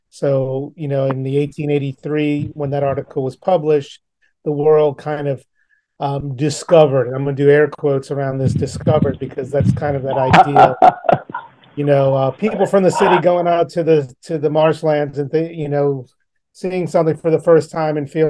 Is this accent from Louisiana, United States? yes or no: yes; New Orleans, Louisiana, United States; Yes, I'm from New Orleans. Uh, I was born and raised in New Orleans. My family is, uh, you know, my father's side is, you know, Filipino ancestors. And my mother's side is you know, and Islenos